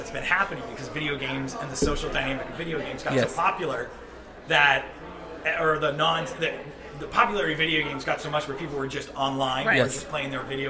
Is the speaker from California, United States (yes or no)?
yes; Burlingame, California, United States; I grew up in Burlingame, actually. Right here in San Francisco.